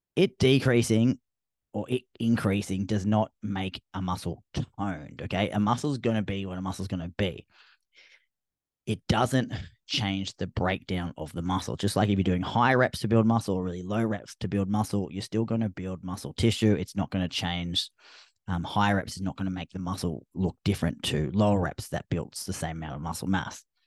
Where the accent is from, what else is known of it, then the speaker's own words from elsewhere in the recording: Australia; accent: Australian; my Australian accent